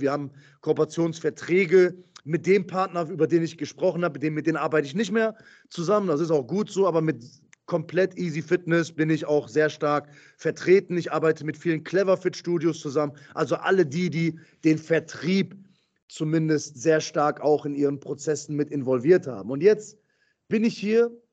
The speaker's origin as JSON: {"language": "German", "town": "Essen", "region": "North Rhine-Westphalia", "country": "Germany", "said": "Ich komme aus Essen, komme aus dem Ruhrgebiet"}